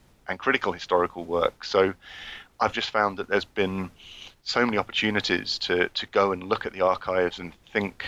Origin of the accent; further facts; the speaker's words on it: London, United Kingdom; moved away as an adult; also born or lived in Oxford / Galway, Ireland; now in Bristol, United Kingdom; I grew up in London, and then I studied at Oxford.